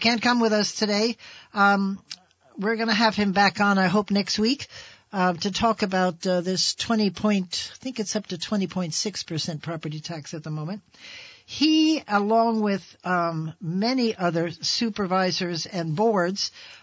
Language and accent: English; New Jersey, United States; now in Vermont, United States; New Jersey, which is my home state.